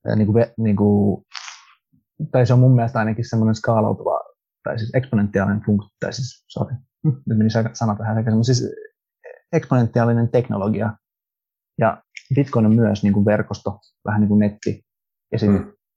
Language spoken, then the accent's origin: Finnish; Finland; Finnish is a second language; Suomi ei ole mun äidinkieli. Mä oon kasvanut Suomessa